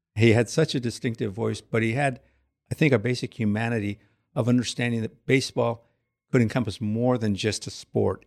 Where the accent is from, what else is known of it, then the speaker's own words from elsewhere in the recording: Southern California, United States; now in Goshen, United States; I grew up in Southern California. From parents who moved to California from Texas